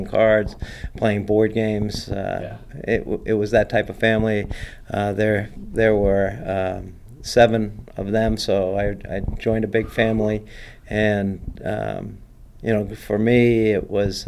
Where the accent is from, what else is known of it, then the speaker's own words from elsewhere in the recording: Rhode Island, United States; growing up in Rhode Island